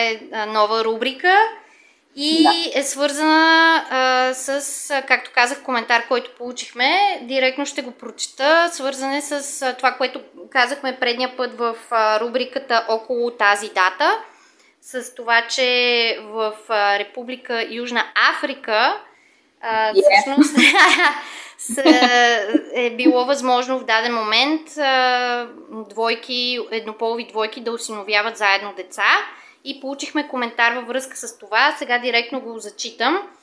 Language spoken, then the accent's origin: Bulgarian; Sofia, Sofia City, Bulgaria; accent: Sofia dialect; имам софийски диалект